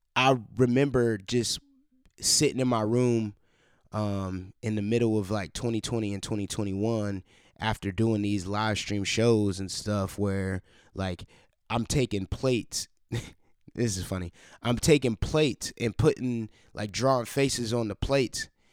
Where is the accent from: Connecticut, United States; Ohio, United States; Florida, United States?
Ohio, United States; Cleveland; moved away as an adult; now in Columbus, United States; in my hometown, Cleveland, Ohio